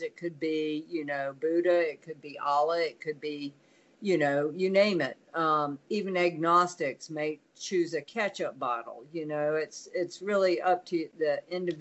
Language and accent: English; South Carolina, United States; moved away; growing up in South Carolina